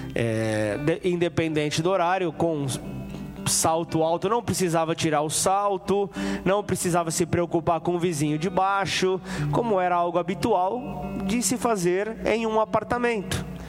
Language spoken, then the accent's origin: Portuguese; São Paulo, Brazil; moved away as an adult; now in Ribeirão Preto, Brazil; eu sou de São Paulo, São Paulo capital, uma megalópole